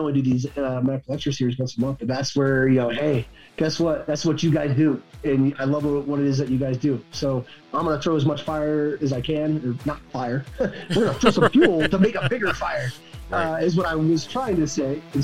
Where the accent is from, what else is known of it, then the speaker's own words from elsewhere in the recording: Salt Lake City, Utah, United States; I'm from Salt Lake City, Utah